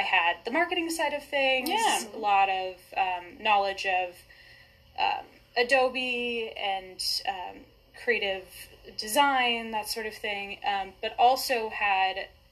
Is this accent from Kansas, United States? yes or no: yes; Wichita, Kansas, United States; born and raised in Wichita